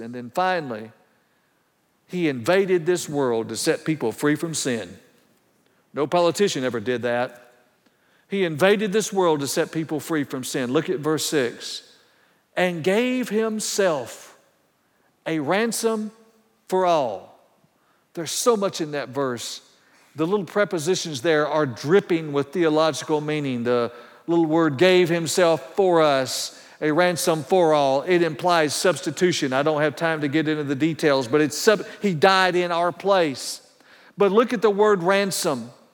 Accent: Paulding County, Georgia, United States; now in Lenexa, United States; I grew up in Paulding County, Georgia, when it was very rural.

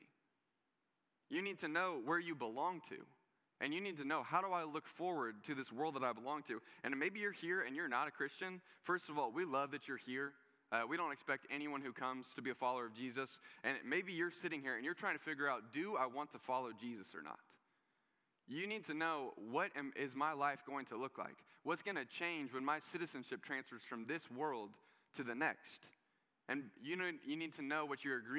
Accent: United States; I'm an American

